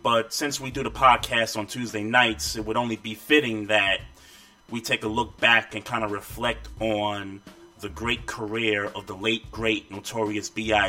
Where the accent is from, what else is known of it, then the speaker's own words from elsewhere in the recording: New York City, New York, United States; also born or lived in Queens; growing up in Brooklyn, you know, lived in Queens for a little bit